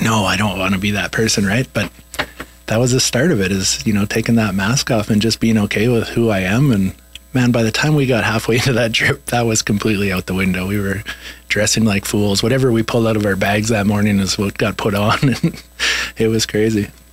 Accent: Swift Current, Saskatchewan, Canada; we were in my hometown in swift current saskatchewan

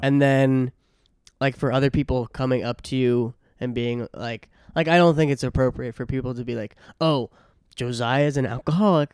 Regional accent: Hingham, Massachusetts, United States; moved away; my hometown in, in Hingham

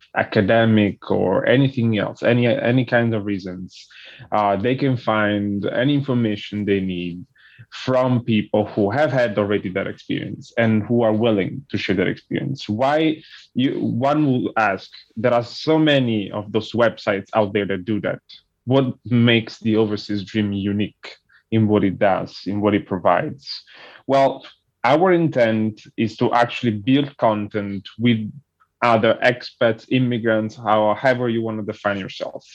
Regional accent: Montesarchio, Campania, Italy; first language Italian; English is a second language; moved away as an adult; also born or lived in Naples, Italy / New York, United States; I was born in Naples but I grew up uh, in a in a small village that is not far from Naples and it's called Montesarchio

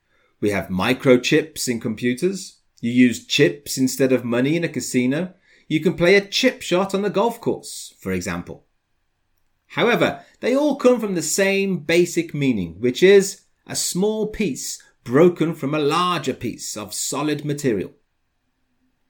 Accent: United Kingdom; now in Curitiba, Brazil

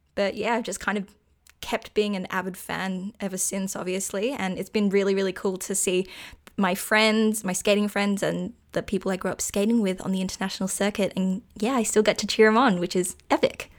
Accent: Australia; I'm actually Australian and live on the east coast of Australia

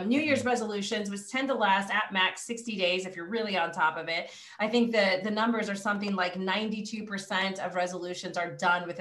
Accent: California, United States; I'm from California

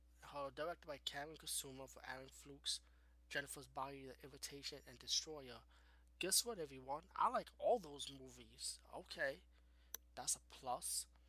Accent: Bronx, New York, United States; I'm from the Bronx, but, you know, Brooklyn and Bronx, we the same.

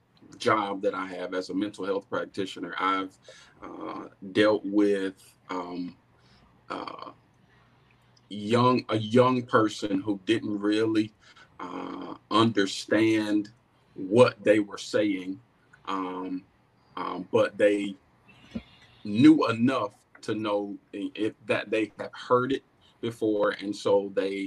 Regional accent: Goldsboro, North Carolina, United States; I'm born and raised right here in Goldsboro.

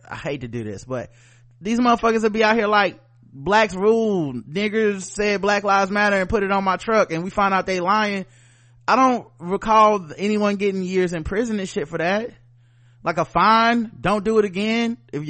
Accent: the South, United States; We come from the South. We don't sound like that, okay?

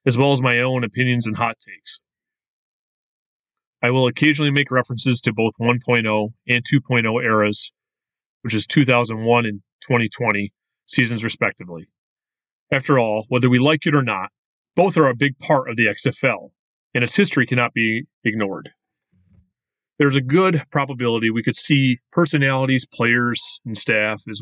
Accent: Western New York, United States; I was born and raised in Western New York

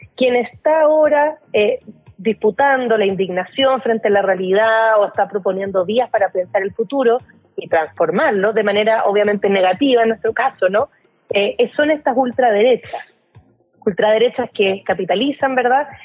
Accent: Chile; now in Mexico; el caso chileno, que es de donde yo vengo

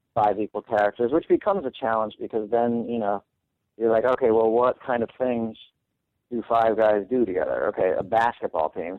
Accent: New York City, New York, United States; I grew up in New York City, and I was one of the only three non-Jewish people at my high school

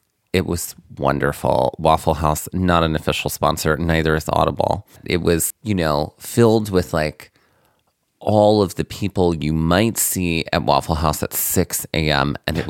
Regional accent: Biloxi, Mississippi, United States; I am from Biloxi.

